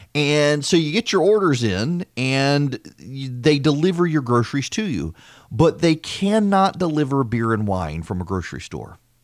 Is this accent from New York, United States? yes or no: no; Louisiana, United States; moved away as an adult; also born or lived in Georgia; I'm from Louisiana, and I was actually kinda shocked when I came to Georgia to go to Mercer